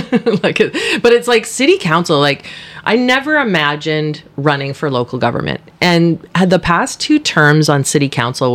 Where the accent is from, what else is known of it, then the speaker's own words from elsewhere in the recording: Powell River, British Columbia, Canada; I was born and raised in Powell River